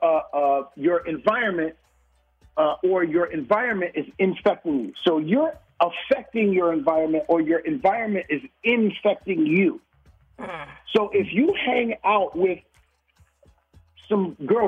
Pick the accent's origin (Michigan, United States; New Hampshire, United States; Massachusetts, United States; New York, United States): New York, United States; New York City; I grew up in the hood. I grew up in Brooklyn